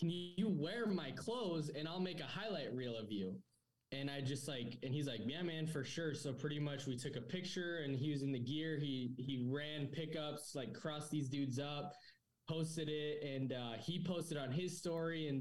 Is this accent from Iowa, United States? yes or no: no; New Mexico, United States; also born or lived in San Diego, California; now in Arizona, United States; I was born in San Diego, raised in New Mexico.